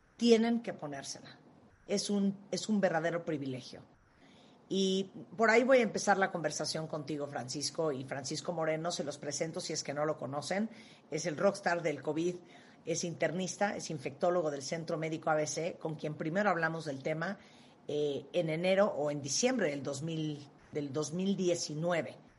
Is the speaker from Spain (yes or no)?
no; Nicaragua; yo nací en Nicaragua